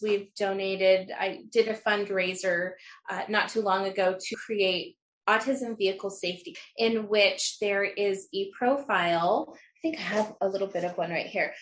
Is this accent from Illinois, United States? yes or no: no; Utah, United States; I'm from Utah.